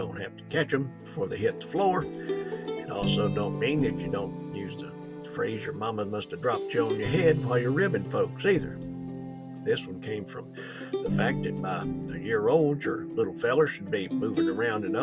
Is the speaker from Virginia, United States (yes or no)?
yes; Virginia, United States; I worked with the rescue squad in my hometown for many a year